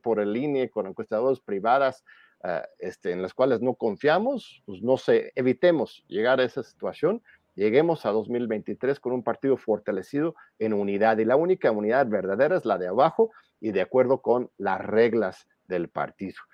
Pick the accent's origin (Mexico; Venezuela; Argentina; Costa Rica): Mexico; como pueblo mexicano